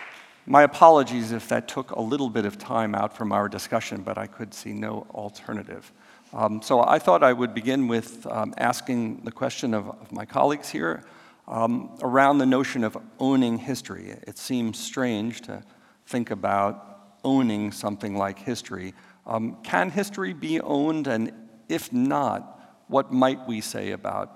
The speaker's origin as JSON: {"language": "English", "country": "United States", "moved": "yes", "lives_now": "New Zealand", "said": "I'm an American"}